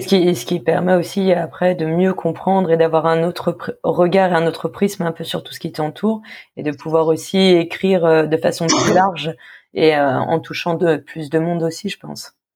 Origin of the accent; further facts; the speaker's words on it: Le Havre, Normandy, France; moved away as an adult; je viens du Havre